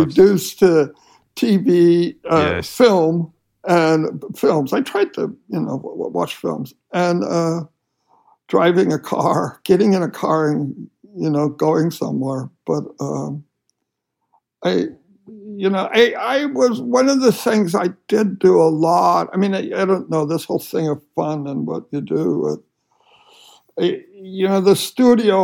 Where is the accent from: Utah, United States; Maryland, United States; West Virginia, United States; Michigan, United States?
Utah, United States; moved away; I grew up in Utah